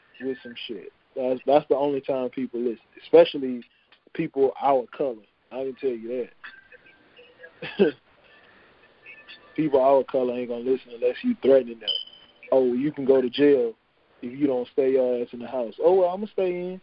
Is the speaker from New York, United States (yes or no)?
no; Louisiana, United States; this is my home state